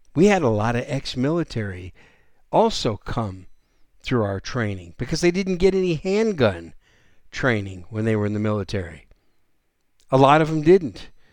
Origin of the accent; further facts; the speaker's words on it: Wisconsin, United States; also born or lived in New York City, New York; now in San Antonio, United States; I was born in New York City, raised up in Wisconsin. I consider Wisconsin my home state, although I've been in Texas now 28 years